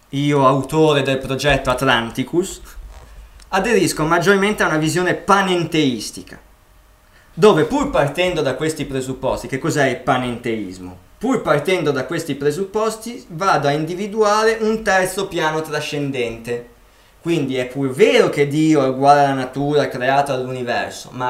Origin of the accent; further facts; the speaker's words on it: Milan, Lombardy, Italy; io sono nato a Milano, sono sempre stato a Milano, ho visto la campagna di sfuggita quando andavo a fare un giro